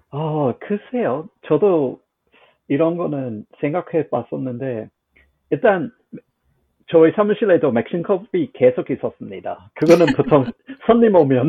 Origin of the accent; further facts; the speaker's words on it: Australia; 제가 호주인으로서는